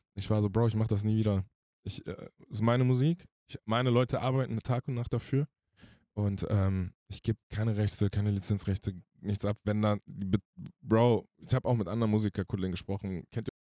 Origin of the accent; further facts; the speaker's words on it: Hanau, Hesse, Germany; ich bin aus Frankfurt-Hanau